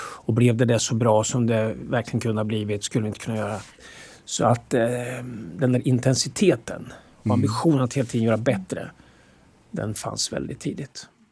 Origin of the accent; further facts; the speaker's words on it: Motala, Östergötland, Sweden; moved away; vi kom från Motala och att det där aldrig gick ur. Motala gick aldrig ur oss på något sätt.